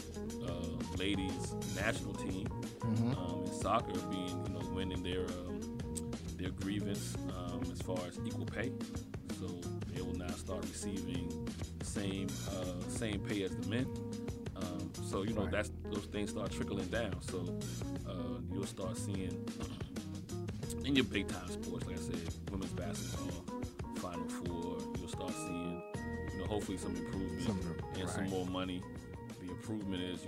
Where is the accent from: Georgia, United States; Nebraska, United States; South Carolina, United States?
South Carolina, United States; I'm from South Carolina